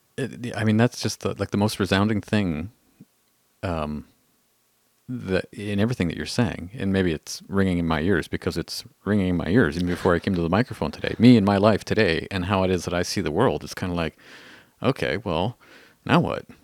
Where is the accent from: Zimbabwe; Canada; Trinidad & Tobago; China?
Canada; we're Canadian